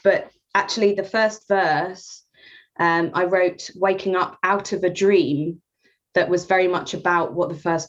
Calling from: Norwich, East of England, United Kingdom; I'm in Norwich, Norfolk, UK.

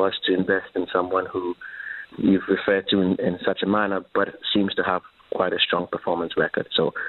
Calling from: Dubai, United Arab Emirates; I'm calling from Dubai.

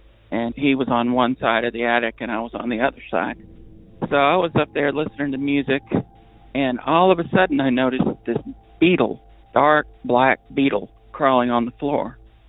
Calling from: New Hampshire, United States; Hi, Derek. I'm calling from New Hampshire.

